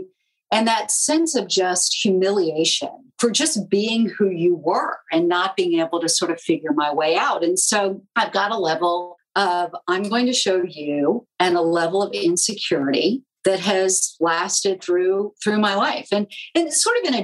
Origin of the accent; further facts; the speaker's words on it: Charleston, South Carolina, United States; moved away; I grew up in Charleston, South Carolina